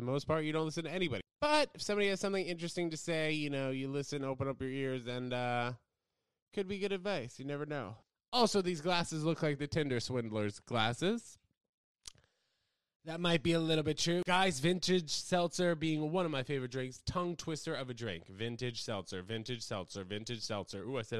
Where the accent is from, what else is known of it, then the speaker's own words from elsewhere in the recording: United States; me being an American here